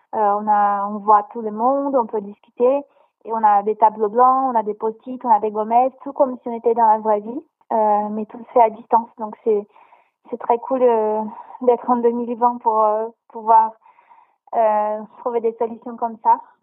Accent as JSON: {"language": "French", "country": "Brazil", "moved": "yes", "lives_now": "France", "said": "je viens du Brésil"}